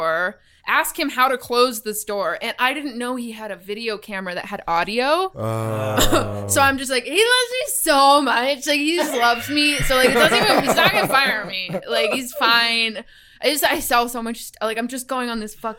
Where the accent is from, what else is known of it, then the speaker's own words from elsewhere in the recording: Boulder, Colorado, United States; moved away as an adult; also born or lived in Seattle / Portland; now in Los Angeles, United States; I'm from Boulder